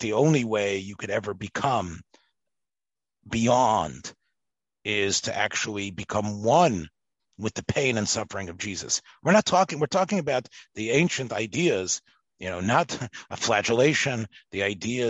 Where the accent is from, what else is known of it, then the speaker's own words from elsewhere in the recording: Memphis, Tennessee, United States; I was raised in Memphis, Tennessee